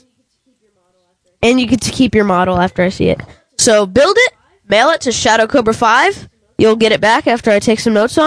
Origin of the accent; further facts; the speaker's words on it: St. Louis, Missouri, United States; now in Georgia, United States; I am from St. Louis. I don't live in St. Louis, but I am from St. Louis.